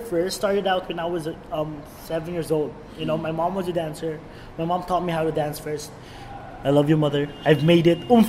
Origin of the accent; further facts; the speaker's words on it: Philippines; As a Filipino, you know, it's really easy for us to like absorb different accents, and it just turns into one.